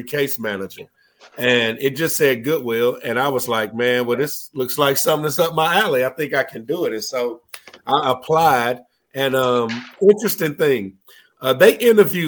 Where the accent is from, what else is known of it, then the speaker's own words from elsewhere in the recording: Winston-Salem, North Carolina, United States; I'm from Winston-Salem, about 2 hours up I-40 from Asheville